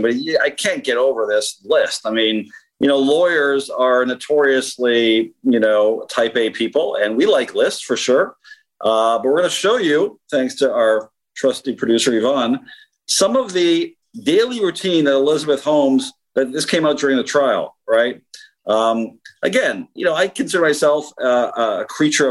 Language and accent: English; Canada; As a Canadian, as a very proud Canadian